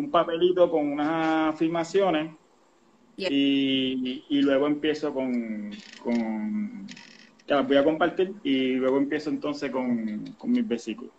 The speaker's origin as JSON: {"language": "Spanish", "town": "Quebradillas", "country": "Puerto Rico", "tie": "born or raised there", "said": "soy natural de Quebradilla, soy pirata"}